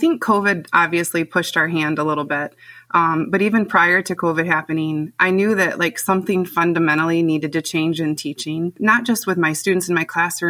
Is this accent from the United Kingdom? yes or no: no; Concord, United States; I've been teaching for 17 years in my hometown of Concord. Both my husband and I are from here.